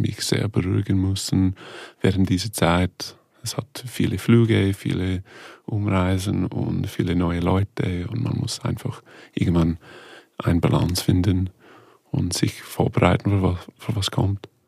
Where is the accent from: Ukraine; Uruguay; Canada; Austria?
Canada; Ontario; German is a second language; moved away; also born or lived in Toronto; Ich bin von einem kleinen Dorf aufgewachsen in Kanada, Ontario